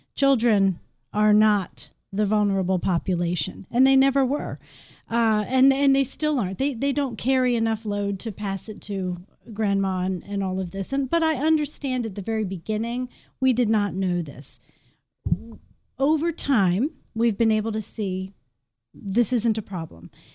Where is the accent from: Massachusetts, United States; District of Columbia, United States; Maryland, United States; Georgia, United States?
Maryland, United States; moved away as an adult; now in Shepherdstown, United States; I grew up in Maryland